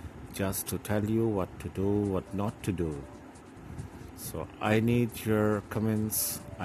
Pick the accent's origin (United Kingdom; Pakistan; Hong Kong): Pakistan; Lahore, Punjab; I'm from Pakistan, Lahore.